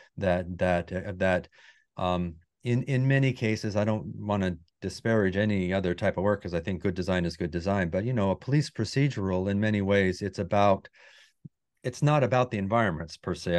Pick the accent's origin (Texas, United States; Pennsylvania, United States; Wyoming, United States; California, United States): Wyoming, United States; moved away as an adult; I grew up in Wyoming